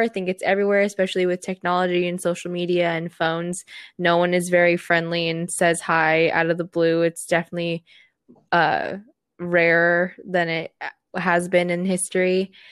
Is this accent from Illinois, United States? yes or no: no; Seattle, Washington, United States; I was born here actually in Seattle